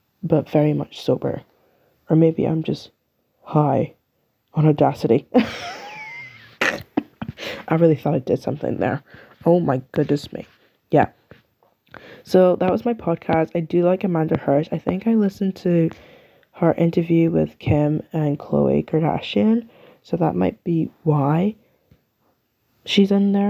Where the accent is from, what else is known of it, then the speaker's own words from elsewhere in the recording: United Kingdom; I'm from the UK. I'm British